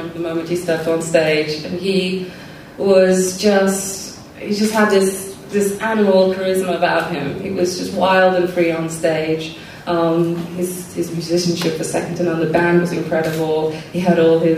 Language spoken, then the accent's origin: English; Ghana; moved away; growing up in Ghana